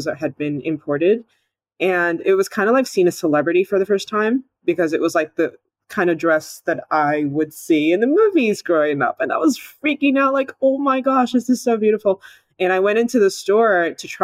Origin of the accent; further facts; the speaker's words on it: Indiana, United States; also born or lived in Nigeria; I'm originally Nigerian, which is in West Africa, but I grew up in the US in Indiana.